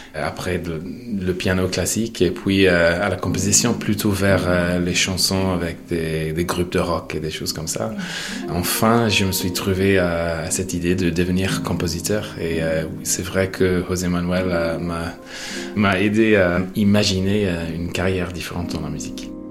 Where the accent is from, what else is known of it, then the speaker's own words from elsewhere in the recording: Monaghan, County Monaghan, Ireland; French is a second language; moved away; je viens de Monaghan qui est sur la frontière entre le nord et le sud.